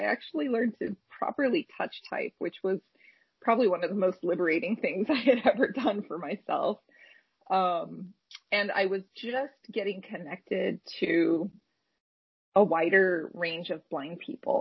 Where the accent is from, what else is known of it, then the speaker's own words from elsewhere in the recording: Orange County, California, United States; I grew up in Orange County for a number of years